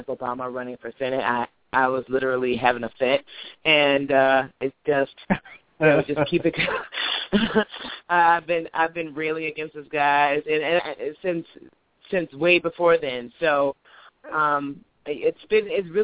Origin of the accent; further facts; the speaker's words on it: Illinois, United States; I'm from Illinois. I am an elected township trustee in Wheatland Township